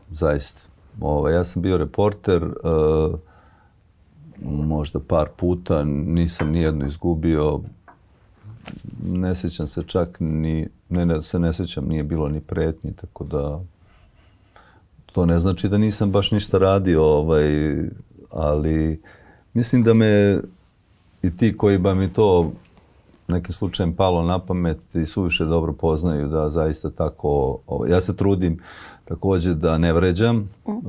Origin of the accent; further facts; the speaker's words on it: Pljevlja, Pljevlja Municipality, Montenegro; moved away; ja sam pljevlja